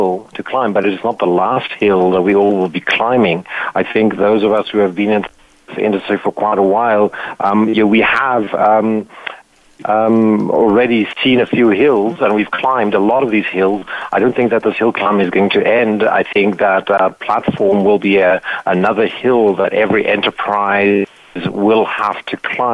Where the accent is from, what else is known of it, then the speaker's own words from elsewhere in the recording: South Africa; I'm a South African